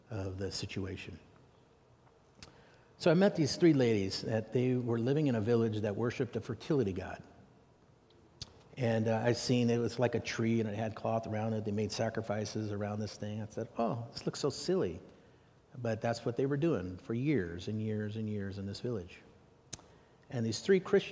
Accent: United States; I'm an American

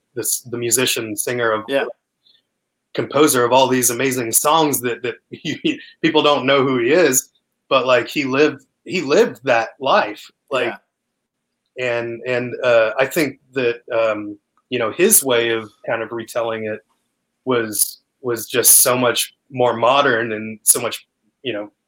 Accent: Canada; moved away; I mean, came like from Canada. I mean, why did I come from Canada?

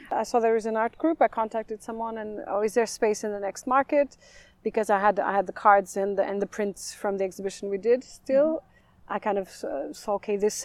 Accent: northeast Portugal, Portugal; also born or lived in Coimbra, Portugal; now in London, United Kingdom; I grew up in the northeast, mm-hmm. Towards the mountains, so between two wine regions

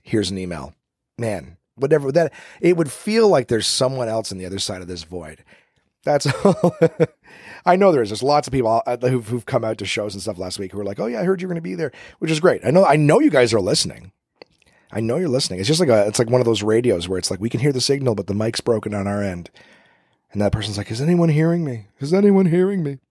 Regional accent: Canada; now in Ottawa, Canada; I'm Canadian, coming at you live from the capital of the country.

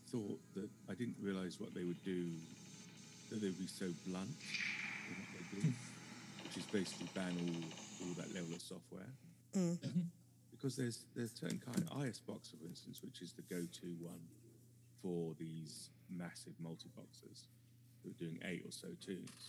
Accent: United Kingdom; I am your British correspondent.

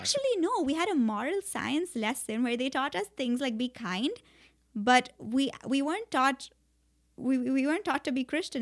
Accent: Mumbai, Maharashtra, India; moved away as an adult; also born or lived in Princeton, United States; I grew up all my life in India

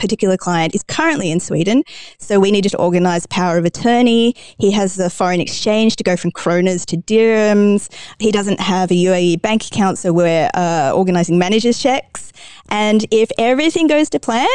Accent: Australia; now in Dubai, United Arab Emirates; I'm obviously from Australia where there's a phrase, everything can kill you

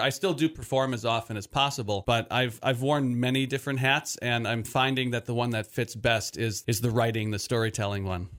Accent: Milwaukee, Wisconsin, United States; also born or lived in West Allis; I'm originally from Milwaukee, um, and I currently live in a suburb of Milwaukee, West Dallas.

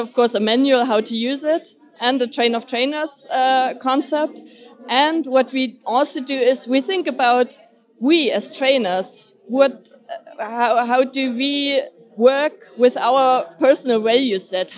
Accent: Berlin, Germany; I come from Berlin

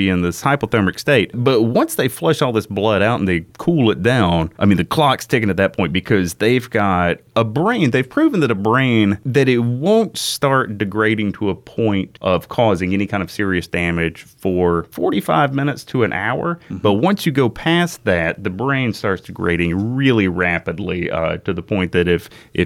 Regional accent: United States; I'm from Walker County

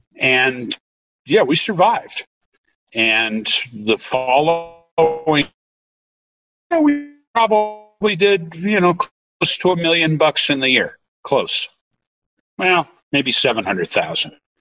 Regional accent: Massachusetts, United States; also born or lived in Chicago; now in Montana, United States; I'm originally from Massachusetts

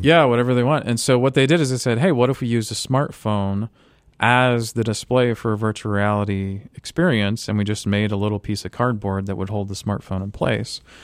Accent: Tampa, Florida, United States; I grew up in Florida near Tampa

